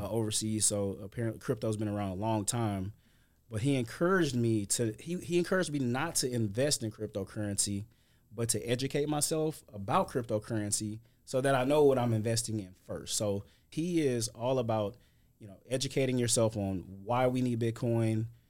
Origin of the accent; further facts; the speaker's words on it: St. Louis, Missouri, United States; moved away as an adult; now in Houston, United States; I'm originally from Saint Louis, Missouri. I've lived in Houston about eight years